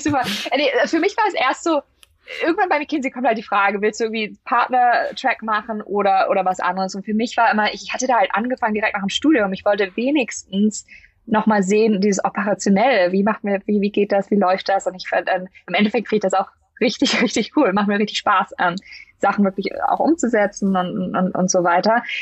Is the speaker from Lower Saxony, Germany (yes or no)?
yes; Lüneburg, Lower Saxony, Germany; moved away as an adult; also born or lived in St. Gallen, Switzerland; now in Silicon Valley, United States; aus dem Norden, aus Deutschland, Lüneburg, äh, südlich von Hamburg, zwischen Hamburg und Hannover